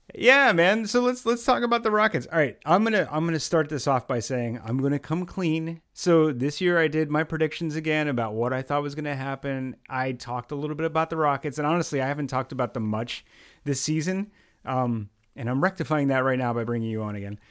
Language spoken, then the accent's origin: English; the Great Northeast, United States; I was born here in the United States, right in the Great Northeast